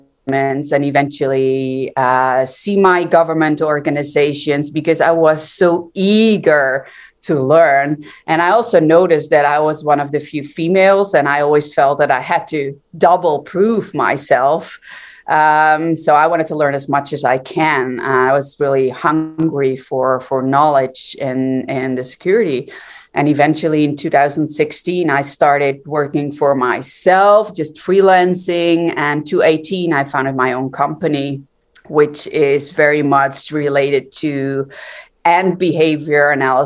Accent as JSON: {"language": "English", "country": "Netherlands", "tie": "born or raised there", "said": "I'm from the Netherlands, born and raised."}